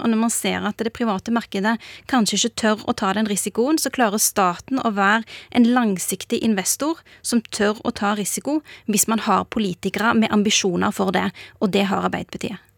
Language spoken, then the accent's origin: Norwegian; Bjørheimsbygd, Rogaland, Norway; now in Oslo, Norway; For meg eh, har det alltid vært viktig at jeg kommer fra Bjørheimsbygd